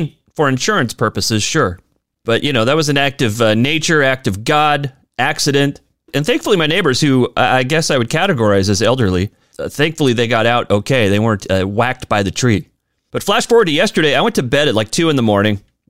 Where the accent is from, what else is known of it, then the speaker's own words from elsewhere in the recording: Spokane, Washington, United States; moved away; my hometown of Spokane, Washington